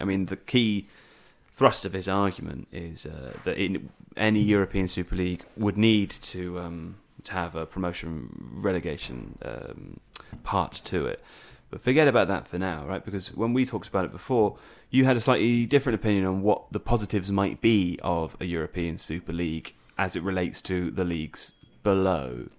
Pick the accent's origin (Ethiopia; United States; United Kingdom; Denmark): United Kingdom; England; as an English person